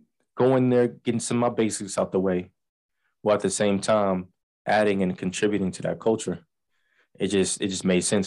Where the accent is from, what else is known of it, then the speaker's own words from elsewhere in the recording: Langston, Oklahoma, United States; also born or lived in Chicago, Illinois; I came out to Oklahoma in what, third grade. So, and I pretty much grew up in Langston.